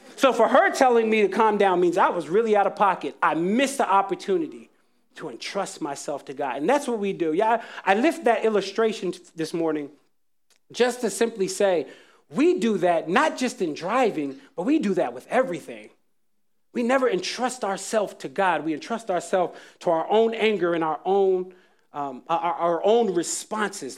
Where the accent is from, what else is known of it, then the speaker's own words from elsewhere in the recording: Jacksonville, North Carolina, United States; When I was a kid, I was growing up in Jacksonville, North Carolina